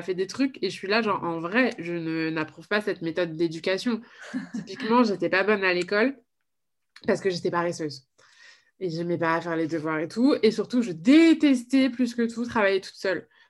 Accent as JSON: {"language": "French", "town": "Paris", "region": "Île-de-France", "country": "France", "tie": "born or raised there", "said": "je, suis née et j'ai grandi à Paris"}